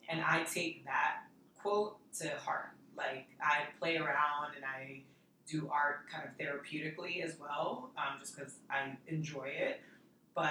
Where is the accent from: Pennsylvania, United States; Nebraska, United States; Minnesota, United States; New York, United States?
New York, United States; New York City; also born or lived in Washington Heights; Dominican from New York